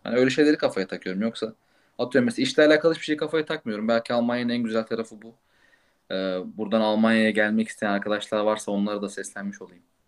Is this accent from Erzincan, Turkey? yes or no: no; İzmir, Turkey; now in Munich, Germany; İzmir doğumluyum.